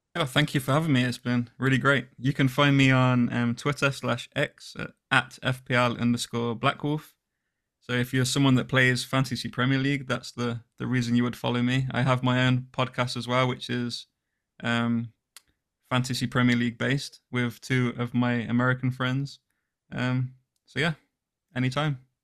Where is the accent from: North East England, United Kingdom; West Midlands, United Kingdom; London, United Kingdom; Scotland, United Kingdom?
West Midlands, United Kingdom; Coventry; I'm from Coventry